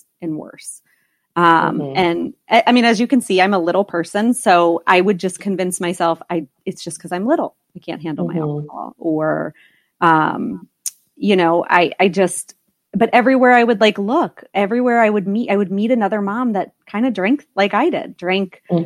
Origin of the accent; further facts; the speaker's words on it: East Coast, United States; I was born and raised on the East Coast